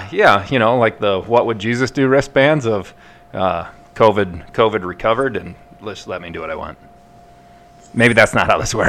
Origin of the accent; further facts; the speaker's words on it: Midwest, United States; I'm from the Midwest.